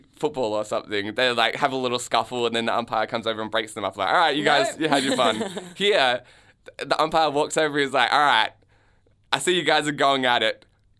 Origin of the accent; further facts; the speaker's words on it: Canada; now in Melbourne, Australia; I'm a Canadian myself, or at least, you know, Canadian citizen, which I feel counts. And so it's like, well, how often do you get to see an ice hockey match in Melbourne?